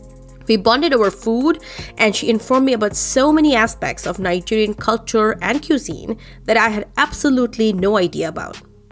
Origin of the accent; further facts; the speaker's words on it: Milton, Ontario, Canada; now in Kitchener, Canada; I did move out to Kitchener 3 months ago, but I'll always think of Milton as my hometown in Canada.